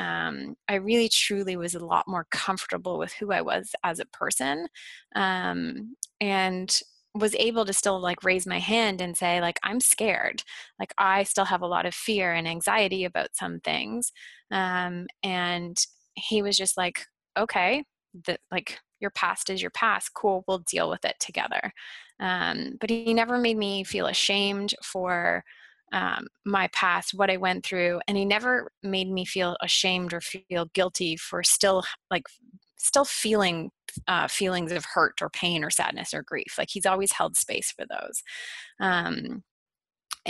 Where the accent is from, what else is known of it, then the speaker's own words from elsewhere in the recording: Ottawa, Ontario, Canada; also born or lived in Toronto; I moved from Toronto back to my hometown of Ottawa